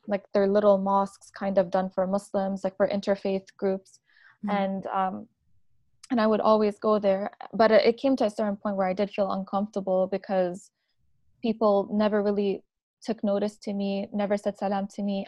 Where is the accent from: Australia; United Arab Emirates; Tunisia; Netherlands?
United Arab Emirates; Abu Dhabi; also born or lived in Lebanon; now in Canada; I am also born and raised in the UAE in Abu Dhabi.